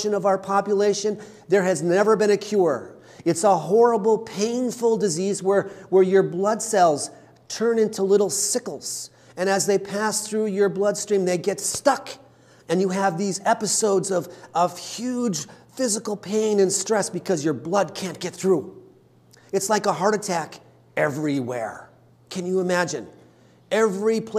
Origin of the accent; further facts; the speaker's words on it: Wisconsin, United States; We're Wisconsinites